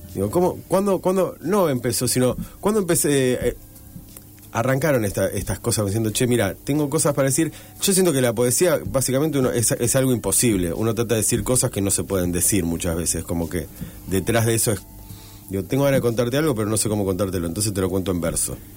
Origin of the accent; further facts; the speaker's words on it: Rosario, Santa Fe, Argentina; Yo soy rosarino